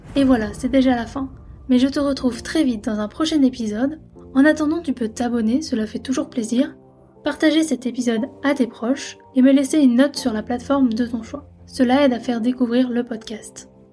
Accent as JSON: {"language": "French", "town": "Lyon", "region": "Auvergne-Rhône-Alpes", "country": "France", "said": "je suis de Lyon"}